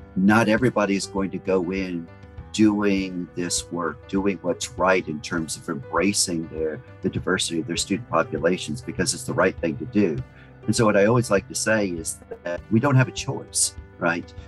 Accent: New Orleans, Louisiana, United States; now in Houston, United States; I was born and raised in New Orleans

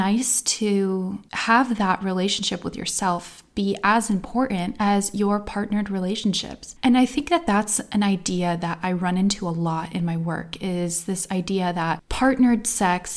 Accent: United States; now in Iceland; I grew up in the United States on the East Coast in the greater New York area and in a pretty conservative little pocket of a blue state

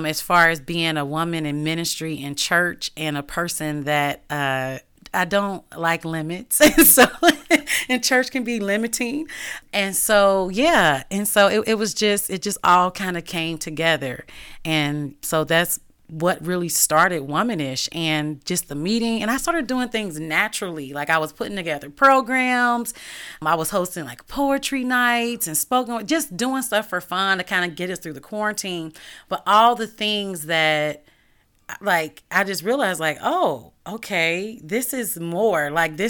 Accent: Cincinnati, Ohio, United States; also born or lived in Dayton; And so I'm not from here. I'm from Cincinnati and I've lived in other places.

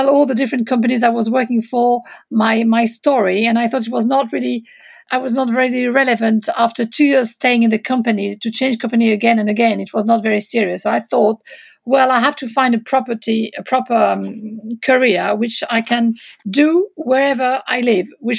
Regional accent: France; accent: French; English is a second language; moved away; also born or lived in London, United Kingdom; my background is French, as you can probably hear from my accent. But I do have also Italian and Swiss blood

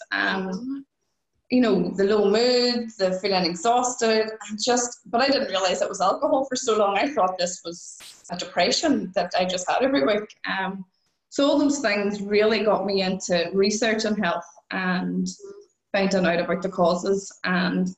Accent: Ireland; I'm Irish

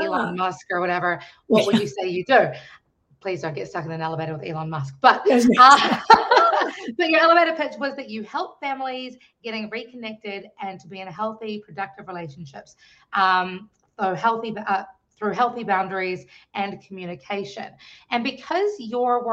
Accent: New Zealand; now in Washington, D.C., United States; I am originally from New Zealand, now living in the Washington, D.C. metropolitan area

